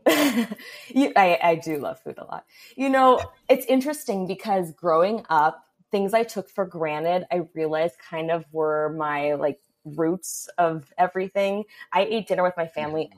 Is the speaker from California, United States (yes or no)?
yes; Los Angeles, California, United States; I was only aware of the things in my surroundings in, you know, Studio City area